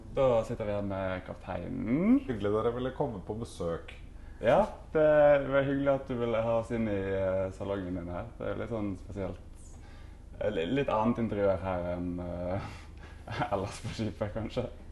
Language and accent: Norwegian; Norway; hjemme i Norge